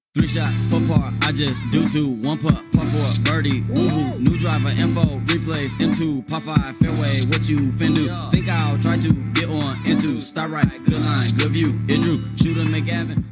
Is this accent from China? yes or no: no; Canada; as a Canadian